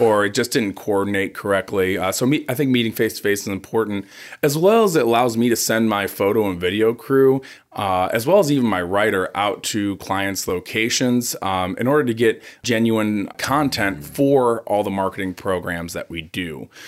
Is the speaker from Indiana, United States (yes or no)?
no; Cleveland, Ohio, United States; moved away as an adult; now in Southern California, United States; I grew up in Cleveland, Ohio.